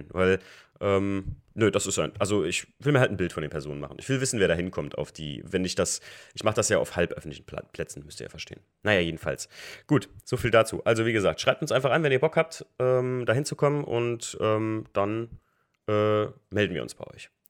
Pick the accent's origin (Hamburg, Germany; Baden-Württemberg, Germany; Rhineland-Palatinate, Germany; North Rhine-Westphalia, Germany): Rhineland-Palatinate, Germany; Also ich bin aus dem Raum, Raum Main, Koblenz, Westerwald, Eifel